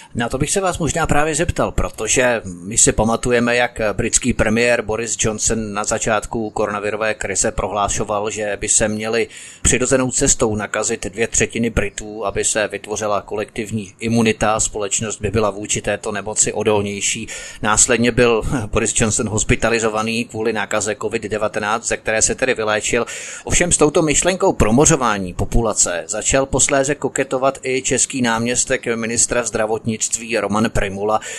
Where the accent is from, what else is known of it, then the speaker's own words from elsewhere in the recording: Czechia; Jsme jako Češi schopní od ideologizovaného výkladu naší národní minulosti?